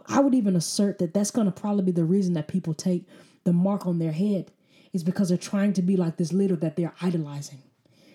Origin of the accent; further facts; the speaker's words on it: United States; as an American